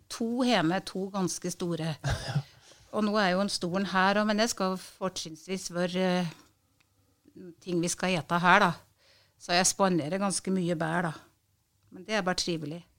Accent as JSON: {"language": "Norwegian", "town": "Øversjødalen", "region": "Innlandet", "country": "Norway", "tie": "born or raised there", "said": "Ja, det var, å ut og gå på ski og renne på Skørra med papirsekk før vi gikk på skolen."}